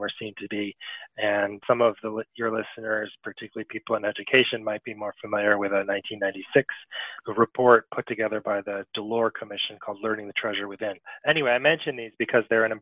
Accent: United States; also born or lived in Paris, France / New York City, United States; I was born and raised here in the United States

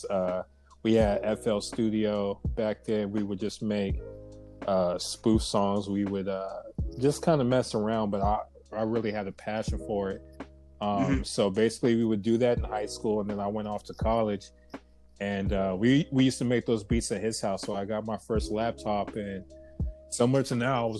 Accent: Covina, California, United States; I'm from Covina, California, which is about 30 minutes outside

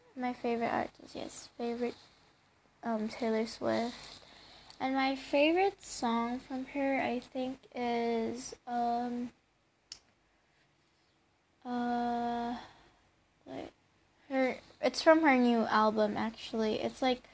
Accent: Baguio, Cordillera Administrative Region, Philippines; I was born in Philippines, Baguio City

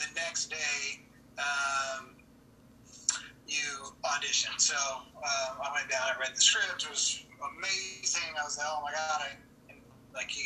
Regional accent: Texas, United States; I'm from Texas

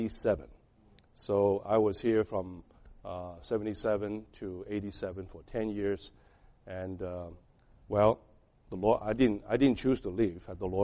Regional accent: Boston, Massachusetts, United States; now in Rhode Island, United States; I came from Boston, but I ended up with Rhode Island.

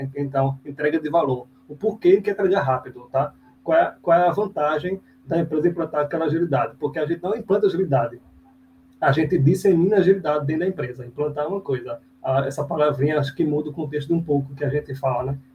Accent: Recife, Pernambuco, Brazil; sou de Recife, aqui Pernambuco. Meu sotaque já entrega

